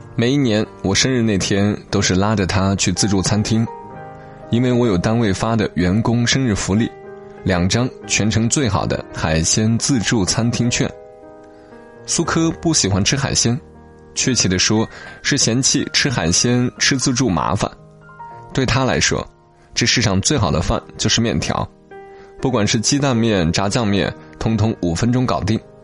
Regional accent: Hunan, China; 作者就叫刘小念，是我们湖南这边的一个写手。

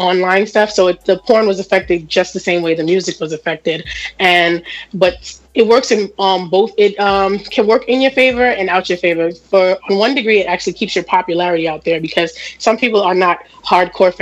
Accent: New York City, New York, United States; I'm from Jamaica, Queens.

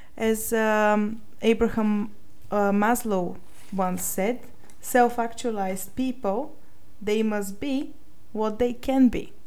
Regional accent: Sofia, Sofia City, Bulgaria; moved away as an adult; also born or lived in United Kingdom; I was born in Sofia, Bulgaria, and I lived here until the age of 19 when I went to the UK to study computer science

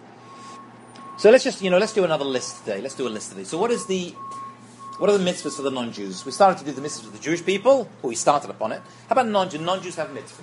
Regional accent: England, United Kingdom; I'm English.

